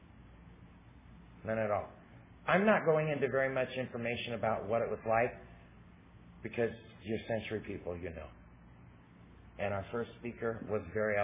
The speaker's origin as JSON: {"language": "English", "region": "Southern California", "country": "United States", "said": "I'm from Southern California"}